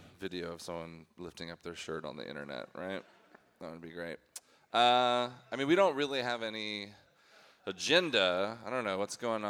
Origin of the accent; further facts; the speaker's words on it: the Northwest, Pacific Northwest, United States; now in Los Angeles, United States; I grew up in the Northwest. There's not a lot of Jewish people up there. But now I live in L.A.